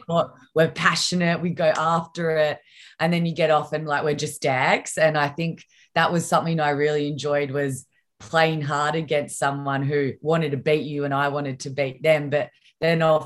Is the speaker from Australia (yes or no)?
yes; Victoria, Australia; back in my home state